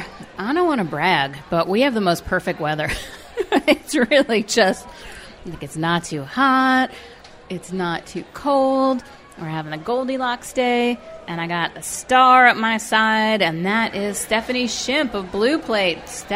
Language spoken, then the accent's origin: English; New York City, New York, United States; now in Minnesota, United States; I grew up in New York City, and went to grade school in Queens, which is a most multicultural part of the world.